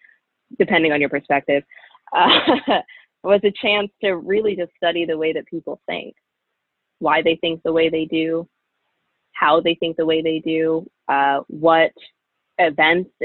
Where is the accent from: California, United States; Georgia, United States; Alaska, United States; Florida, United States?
Florida, United States; moved away; also born or lived in Pennsylvania; growing up in Florida, child of Jamaican immigrants who grew up in a really strong, close-knit Jamaican community.